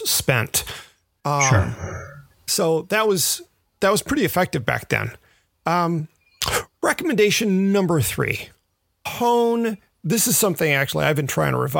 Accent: Memphis, Tennessee, United States; moved away; also born or lived in Redondo Beach, California; I grew up in Memphis

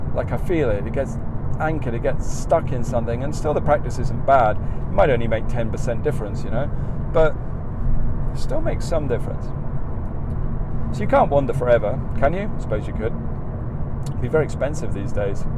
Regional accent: England, United Kingdom; accent: English; moved away as an adult; now in United States; the more people I met who recognised me as the only Englishman, I became more English. My accent became more English than it's ever been before

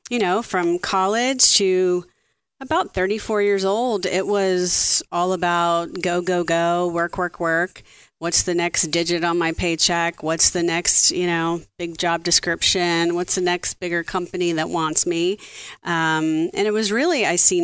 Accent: South Louisiana, United States; I grew up in South Louisiana

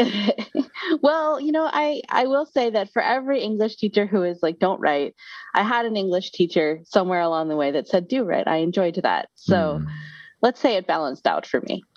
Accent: Syracuse, New York, United States; I was born here in Syracuse, at Syracuse, like just outside of Syracuse University

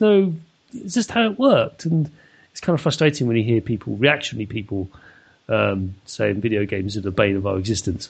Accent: London, United Kingdom; moved away; born and bred in London

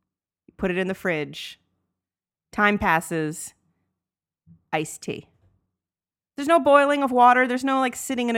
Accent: Atlanta, Georgia, United States; we grew up in Atlanta where it's very warm and everyone drinks tea.

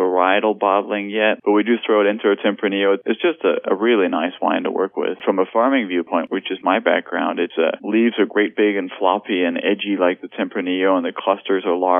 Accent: Denmark; also born or lived in Lake County, California; now in California, United States; We grew up in Denmark

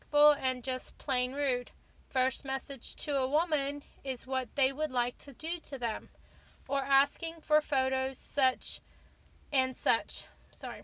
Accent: Texas, United States; accent: Texas; my Texas accent

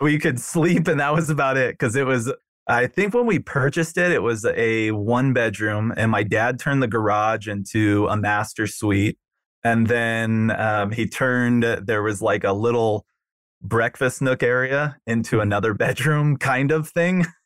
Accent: Newport Beach, California, United States; moved away as an adult; also born or lived in Chicago; I grew up in Southern California, Newport Beach

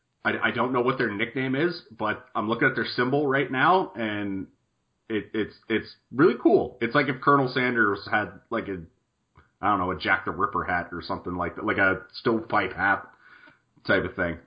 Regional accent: Canada; we're Canadian up

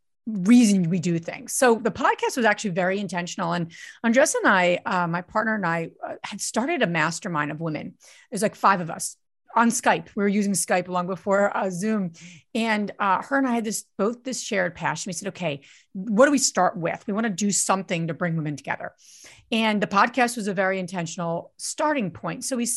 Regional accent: New Jersey, United States; now in Pennsylvania, United States; But I grew up in New Jersey, so I am a true and true Jersey girl. I live in Pennsylvania now

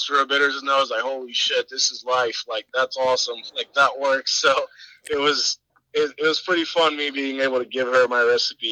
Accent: Puerto Rico; from my hometown, Puerto Rico

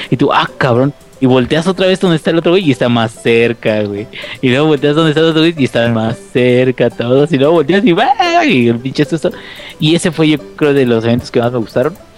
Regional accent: Mexico; yo soy mexicano.

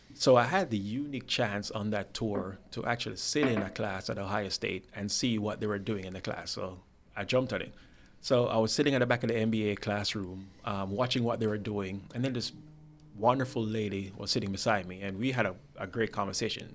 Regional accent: Spanish Town, Saint Catherine, Jamaica; moved away; I'm from a town called Spanish Town, Jamaica.

